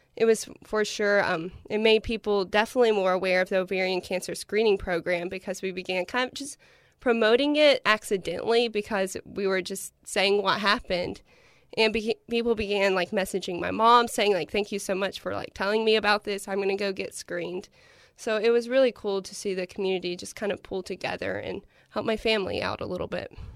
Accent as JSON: {"language": "English", "town": "Paintsville", "region": "Kentucky", "country": "United States", "said": "I'm originally from Painesville, Kentucky"}